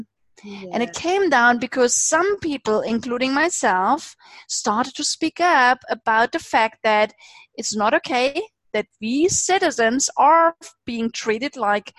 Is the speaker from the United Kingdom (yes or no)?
no; eastern Germany, Germany; I grew up in Eastern Germany. So not just in Germany, but in Eastern Germany at the times when it was still a communist